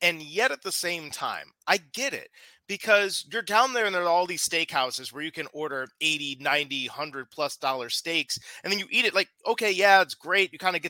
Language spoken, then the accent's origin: English; Midwest, United States; moved away; I grew up in the Midwest.